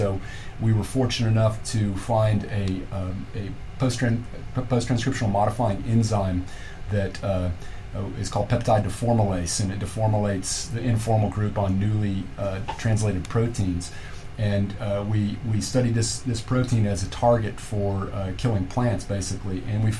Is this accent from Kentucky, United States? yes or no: yes; Kentucky, United States; moved away as an adult; also born or lived in Southern California; And then I moved back to Kentucky. I'm from Kentucky. I moved back to Kentucky in 2000.